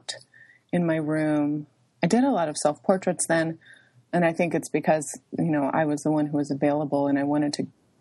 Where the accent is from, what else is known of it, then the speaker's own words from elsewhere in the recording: Ohio, United States; moved away as an adult; also born or lived in Alaska / New York; now in Lincoln, United States; I grew up in Ohio from age six until I left for college at 18, and it was a small town